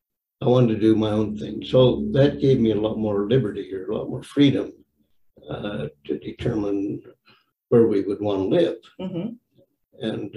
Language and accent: English; Colorado, United States; moved away as an adult; now in Cache Valley, United States; I was born in Colorado and I went to school at Brigham Young University